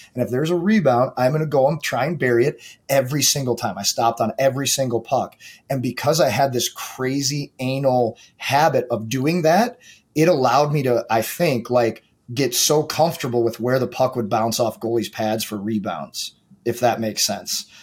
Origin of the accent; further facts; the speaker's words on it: St. Louis, Missouri, United States; I grew up in St. Louis